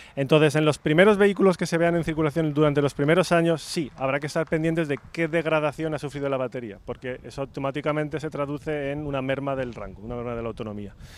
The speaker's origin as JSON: {"language": "Spanish", "country": "Spain", "said": "soy español"}